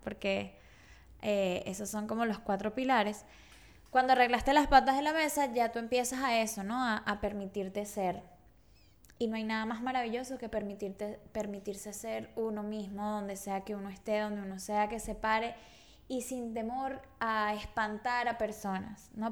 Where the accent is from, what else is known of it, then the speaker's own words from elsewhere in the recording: Caracas, Capital District, Venezuela; moved away as an adult; also born or lived in Margarita Island; yo soy de Caracas y me mudé a Margarita